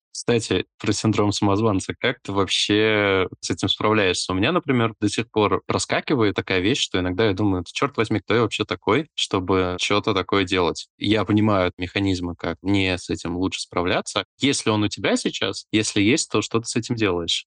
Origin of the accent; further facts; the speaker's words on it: Moldova; я родился в Молдове и говорил на румынском еще